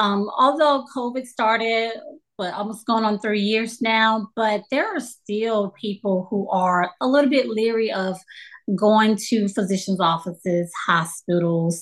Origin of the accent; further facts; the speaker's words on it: Louisiana, United States; also born or lived in Colorado; now in Texas, United States; I'm from Louisiana